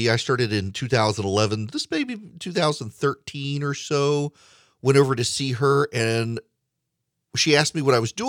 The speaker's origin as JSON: {"language": "English", "region": "Louisiana", "country": "United States", "also_born_or_lived": "Dubai", "accent": "very unique accent", "said": "I am from the South. I grew up in Dubai. I am half Swedish, and I'm from South Louisiana. Needless to say, I have a very unique accent."}